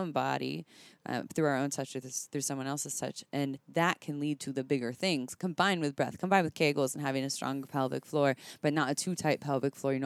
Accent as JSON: {"language": "English", "town": "Santa Cruz", "region": "California", "country": "United States", "said": "I'm from Santa Cruz."}